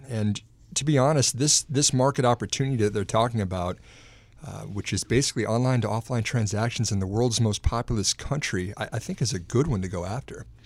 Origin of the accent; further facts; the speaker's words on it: Texas, United States; moved away; back in my home state of Texas